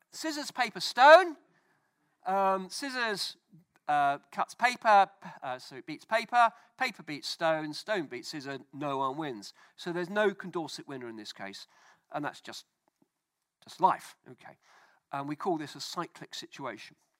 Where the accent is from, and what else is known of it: United Kingdom